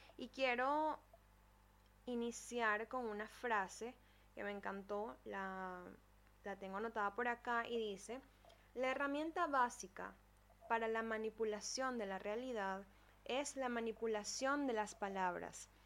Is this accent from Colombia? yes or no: no; Venezuela; Yo soy venezolana